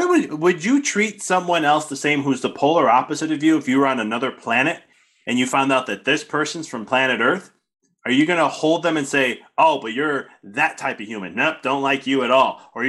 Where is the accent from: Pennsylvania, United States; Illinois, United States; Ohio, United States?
Illinois, United States; Chicago; moved away as an adult; also born or lived in Arizona; When I first moved away from Chicago to go to school at Arizona State, I was there for a year and a half.